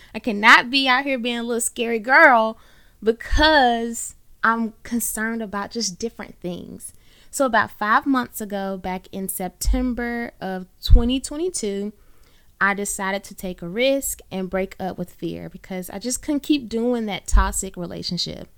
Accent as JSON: {"language": "English", "town": "Birmingham", "region": "Alabama", "country": "United States", "tie": "born or raised there", "said": "I am born and raised in the Magic City, Birmingham, Alabama."}